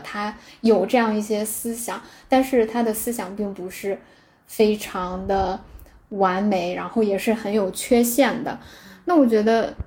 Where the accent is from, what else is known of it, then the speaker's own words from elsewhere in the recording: China; 我们中国人说， 就是你们结婚是两个家庭的结合